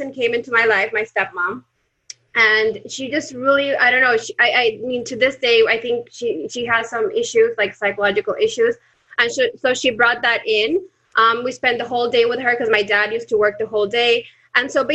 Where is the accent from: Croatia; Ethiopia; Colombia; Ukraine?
Colombia; now in Panama; Now in Panama, but I'm originally from Colombia.